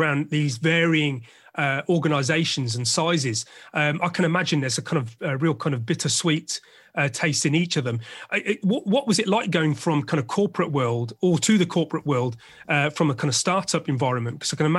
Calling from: London, United Kingdom; And I'm speaking from Little Britain, London.

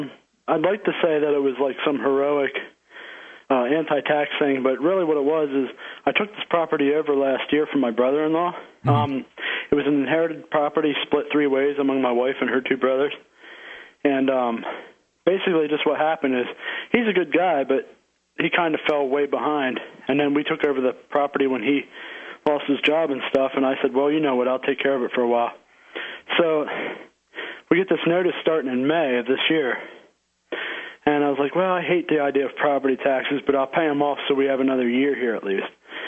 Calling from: Harrisburg, Pennsylvania, United States; Actually, Harrisburg, the very capital.

